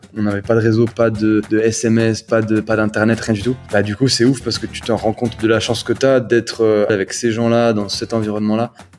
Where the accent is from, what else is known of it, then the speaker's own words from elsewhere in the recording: Marseille, Provence-Alpes-Côte d'Azur, France; j'ai grandi à, j'ai grandi à Marseille